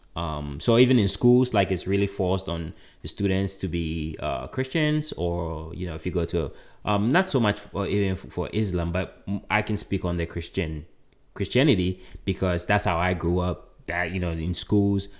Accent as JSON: {"language": "English", "town": "Kumasi", "region": "Ashanti", "country": "Ghana", "tie": "born or raised there", "moved": "yes", "said": "growing up in Ghana, of course, there were a lot of, um, uh, indigenous religions, right? Or indigenous beliefs. Um, you know, there were even in Kumasi, where I'm from"}